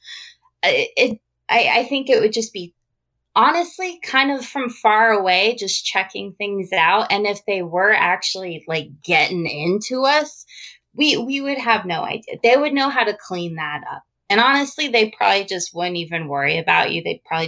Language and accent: English; New Mexico, United States; also born or lived in Las Vegas; Well, I grew up in New Mexico. We ended up moving to Las Vegas. My family almost moved to Roswell.